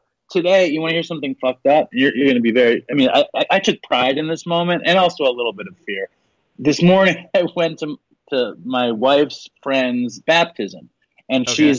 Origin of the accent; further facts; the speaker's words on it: Manhattan, New York, United States; Like, most Jewish people in America grow up, like, alone in some town and shit. I grew up in Manhattan. It's all Jews.